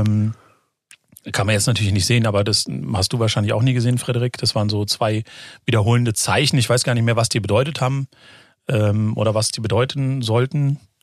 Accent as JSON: {"language": "German", "town": "Frankfurt am Main", "region": "Hesse", "country": "Germany", "tie": "born or raised there", "said": "ich bin ja geborener Frankfurter"}